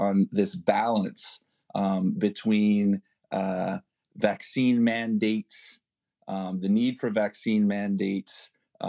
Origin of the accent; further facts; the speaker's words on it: Canada; now in New York, United States; I hail originally from Canada. And I follow the news there, though I live in New York now